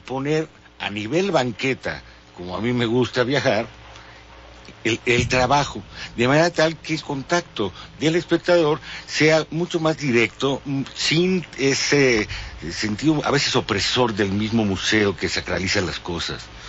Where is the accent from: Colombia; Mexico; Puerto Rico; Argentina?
Mexico; Mexico City; como mexicano chilango